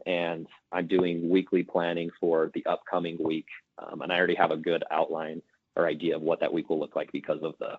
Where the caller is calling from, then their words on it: Salt Lake City, Utah, United States; I am calling from Salt Lake City, Utah.